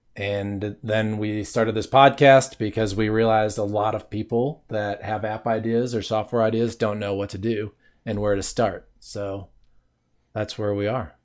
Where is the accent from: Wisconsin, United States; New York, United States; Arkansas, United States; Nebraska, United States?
Wisconsin, United States; moved away as an adult; also born or lived in Los Angeles, California; when I was thirty, I left my home state of Wisconsin